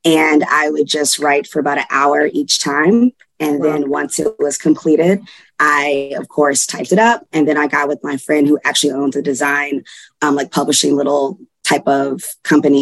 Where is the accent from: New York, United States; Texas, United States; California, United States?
Texas, United States; Houston; I'm from Houston, Texas.